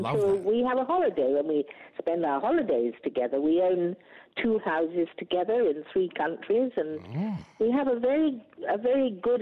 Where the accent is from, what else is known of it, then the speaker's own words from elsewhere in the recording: England, United Kingdom; now in Australia; I'm an educated pommy snob, a whinging pom. I'm also an Australian, very proudly an Australian, given to me by that wonderful lady, Julia Gillard, as I stood on Lakeside on Australia Day in Canberra.